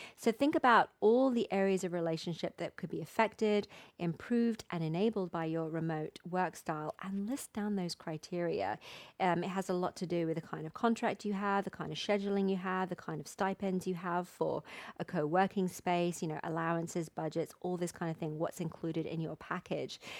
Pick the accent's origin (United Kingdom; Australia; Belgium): United Kingdom; England; moved away as an adult; now in Mexico; my home country